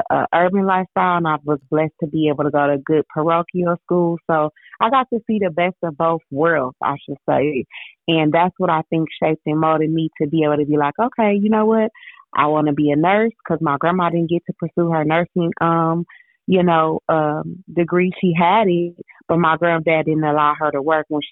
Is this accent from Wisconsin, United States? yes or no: yes; Milwaukee, Wisconsin, United States; moved away as an adult; also born or lived in Mississippi; my hometown